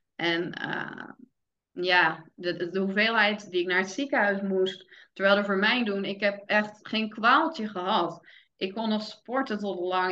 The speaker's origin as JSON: {"language": "Dutch", "town": "Vlaardingen", "region": "South Holland", "country": "Netherlands", "moved": "as an adult", "lives_now": "Middelburg, Netherlands", "said": "ik kom oorspronkelijk uit Vlaardingen, mijn vriend uit Middelburg. Ik ben toen verhuisd naar, naar Middelburg"}